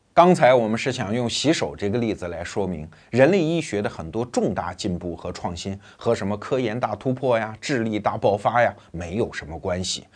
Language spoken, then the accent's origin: Chinese; China; 我们中国人